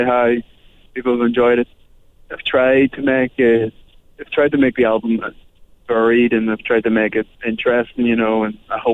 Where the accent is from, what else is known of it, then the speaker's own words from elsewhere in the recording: Northern Ireland, United Kingdom; being Irish and from the north